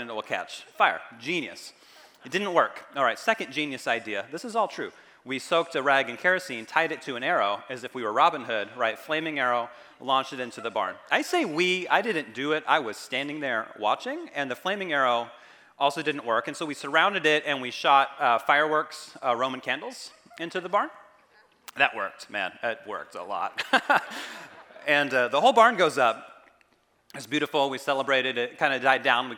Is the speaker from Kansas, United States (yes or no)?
yes; Kansas, United States; now in California, United States; I didn't grow up in California. I grew up in Kansas.